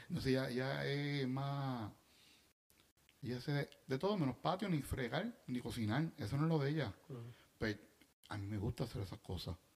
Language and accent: Spanish; Bayamón, Puerto Rico; yo soy de Bayamón